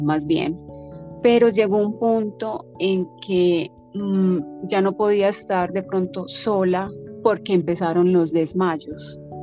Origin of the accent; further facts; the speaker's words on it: Medellín, Antioquia, Colombia; moved away as an adult; also born or lived in Hawaii; soy colombiana eh, de Medellín